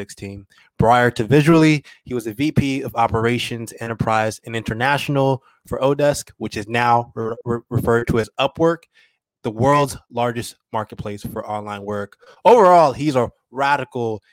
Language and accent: English; Oakland, California, United States; Oakland, which is my hometown